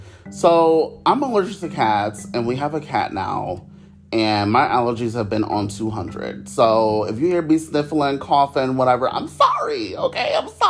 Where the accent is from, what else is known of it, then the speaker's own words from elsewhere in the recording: Cleveland, Ohio, United States; moved away as an adult; now in Orlando, United States; I'm from Cleveland, Ohio. It's very boring.